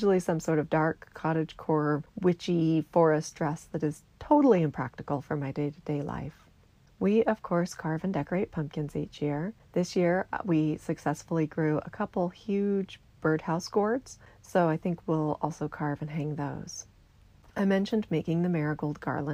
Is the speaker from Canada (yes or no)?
no; American Southwest, United States; I grew up in the American Southwest, surrounded by these traditions in my own community